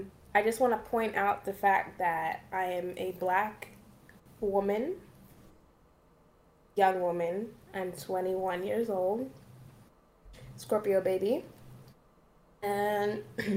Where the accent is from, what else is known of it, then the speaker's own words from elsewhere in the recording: Bermuda; also born or lived in Canada; I was born in Canada, and then we moved, my family and I moved to Bermuda when I was like 3 years old.